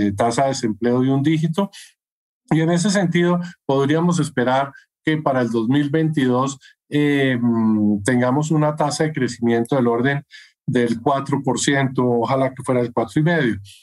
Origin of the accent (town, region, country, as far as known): Colombia